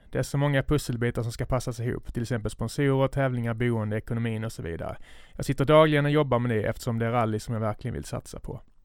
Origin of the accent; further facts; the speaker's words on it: Skåne, Sweden; accent: Scanian; min skånska stämma